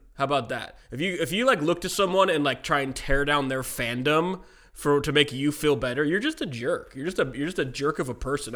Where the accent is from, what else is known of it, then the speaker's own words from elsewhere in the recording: the Bay Area, California, United States; I grew up in the Bay. I grew up a few blocks from Chris Mullen's house